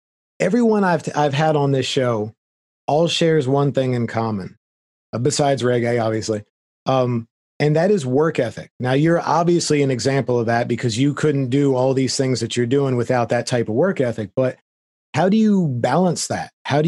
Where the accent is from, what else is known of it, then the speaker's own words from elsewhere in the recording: Florida, United States; I mean, I came from Florida and someday I'll be returning there, I'm sure.